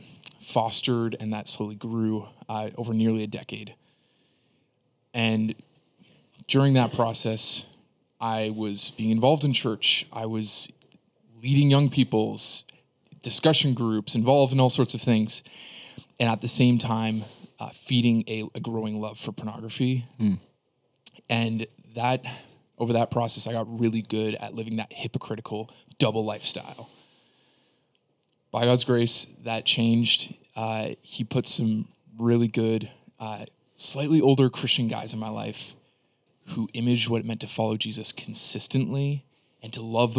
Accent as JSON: {"language": "English", "area": "Niagara", "region": "Ontario", "country": "Canada", "tie": "born or raised there", "said": "I grew up in Niagara, Canada"}